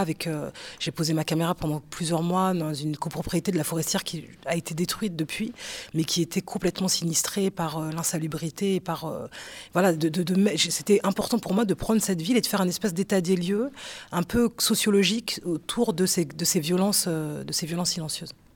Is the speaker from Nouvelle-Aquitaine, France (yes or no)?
no; Aulnay-sous-Bois, Île-de-France, France; je suis né à Aulnay-sous-Bois, au 3000. Je vais jamais, pourtant, euh, j'habite à 25 minutes euh, de là où j'ai grandi